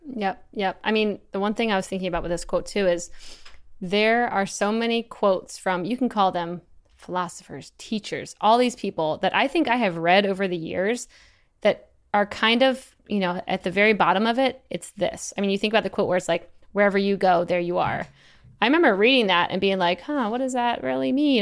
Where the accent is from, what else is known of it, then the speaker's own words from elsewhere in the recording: Eastern Shore, Maryland, United States; moved away as an adult; I'm from Eastern Shore, Maryland. I was trying to get off the Eastern Shore. Most of my family's all there.